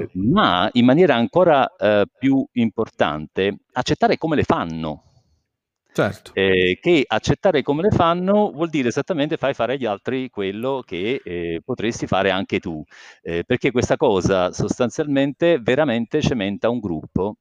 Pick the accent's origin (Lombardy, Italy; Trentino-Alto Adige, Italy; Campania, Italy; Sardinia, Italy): Campania, Italy; now in Rome, Italy; io sono campano di origini